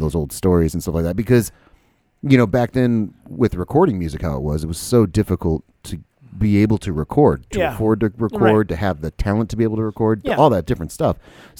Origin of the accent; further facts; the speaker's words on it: Jacksonville, Florida, United States; I'm from Jacksonville, or is lived